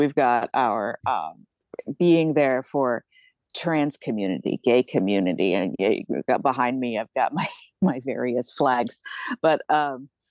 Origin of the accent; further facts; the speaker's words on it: Rhode Island, United States; also born or lived in Chicago, Illinois; I am in and from Rhode Island. I was born a little outside Chicago, but I grew up here.